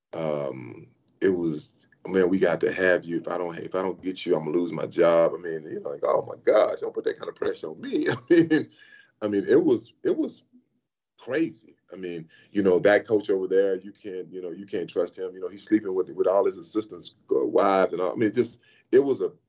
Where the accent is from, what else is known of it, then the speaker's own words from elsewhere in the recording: Sealy, Texas, United States; moved away as an adult; also born or lived in Los Angeles / Dallas; I'm from Sealy, Texas